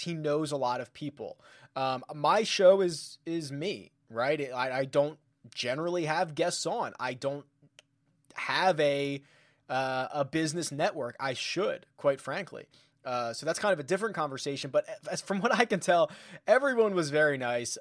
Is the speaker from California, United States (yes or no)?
no; Philadelphia, Pennsylvania, United States; moved away; I'm originally from Philadelphia